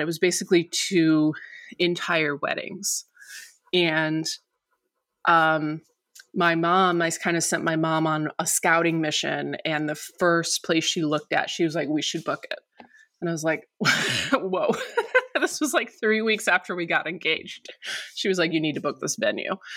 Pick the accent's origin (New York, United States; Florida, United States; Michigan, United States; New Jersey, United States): Michigan, United States; near Detroit; now in Los Angeles, United States; So we're both from Michigan. We're, we're basically from the same area. We're from the same county, um, near Detroit